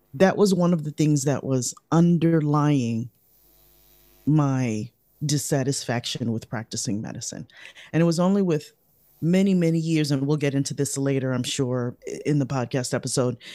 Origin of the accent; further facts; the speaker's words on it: Chicago, Illinois, United States; We grew up in Chicago